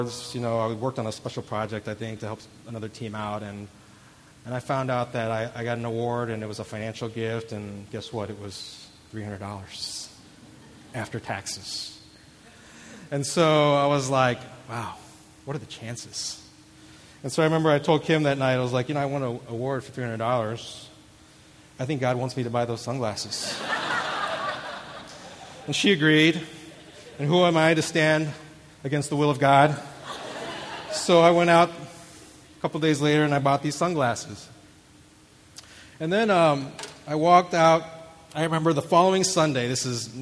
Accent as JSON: {"language": "English", "town": "St. Louis", "region": "Missouri", "country": "United States", "tie": "born or raised there", "said": "I grew up in St. Louis"}